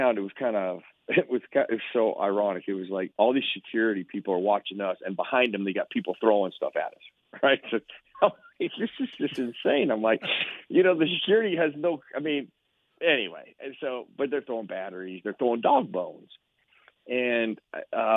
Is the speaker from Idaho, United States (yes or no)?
yes; Idaho, United States; moved away as an adult; I came from a place in Idaho where I worked on a farm, I worked on a ranch, I cowboyed for a while. My hometown was about 55,000 at the time